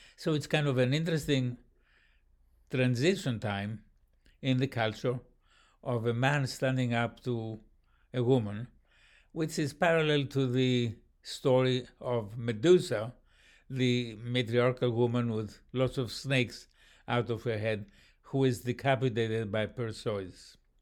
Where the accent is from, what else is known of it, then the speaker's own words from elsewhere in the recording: Athens, Attica, Greece; in Athens, my hometown.